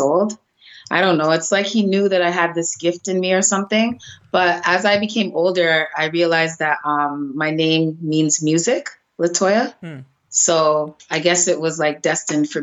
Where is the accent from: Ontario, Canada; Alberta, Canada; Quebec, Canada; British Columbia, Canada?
Ontario, Canada; Toronto; I was raised in the baddest area in Canada, Jane and Finch